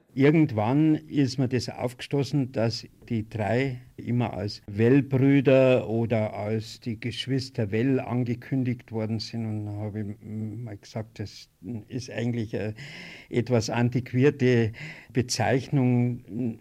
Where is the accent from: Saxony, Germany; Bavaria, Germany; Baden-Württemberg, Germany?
Bavaria, Germany; Hörbach; meinem Heimatort Hörbach